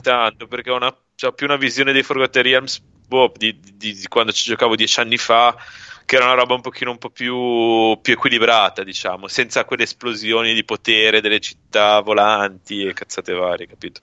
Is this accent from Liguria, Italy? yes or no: yes; Genoa, Liguria, Italy; da buon genovese